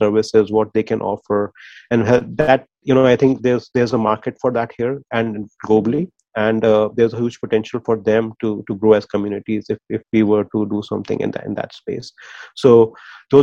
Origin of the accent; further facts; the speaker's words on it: India; moved away; our experience growing up in India